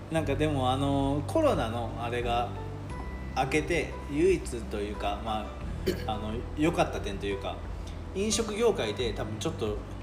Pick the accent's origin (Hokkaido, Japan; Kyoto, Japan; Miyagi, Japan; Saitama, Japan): Kyoto, Japan; also born or lived in France / Tokyo; 僕はなんか大原小学校大原中学校出身なんで